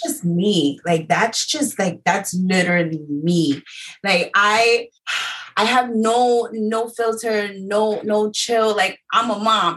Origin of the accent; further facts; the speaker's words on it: New York City, New York, United States; I am from Harlem